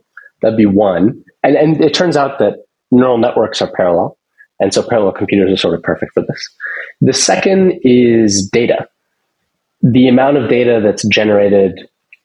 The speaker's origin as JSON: {"language": "English", "town": "Seattle", "region": "Washington", "country": "United States", "tie": "born or raised there", "said": "I grew up in Seattle"}